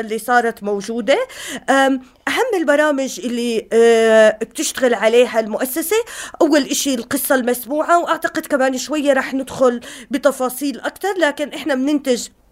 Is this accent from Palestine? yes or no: no; Jordan; بالأردن إحنا عندنا